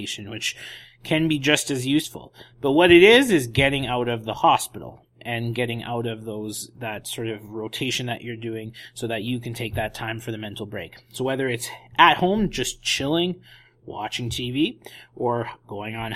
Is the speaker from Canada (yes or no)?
yes; Edmonton, Alberta, Canada; now in Vancouver, Canada; my hometown of Edmonton, visit the family